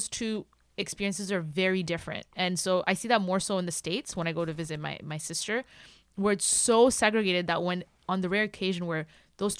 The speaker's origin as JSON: {"language": "English", "country": "Burundi", "tie": "born or raised there", "also_born_or_lived": "Kenya", "moved": "yes", "lives_now": "Canada", "said": "I was Burundian. Okay, I grew up in Burundi, even though I went to boarding school, and I went to boarding school in Kenya"}